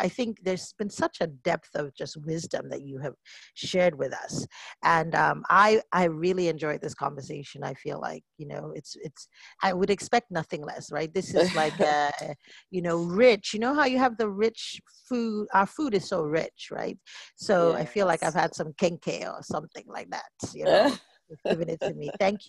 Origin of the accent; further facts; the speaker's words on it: Nigeria; even for me as a Nigerian, we are, you know, we are bolder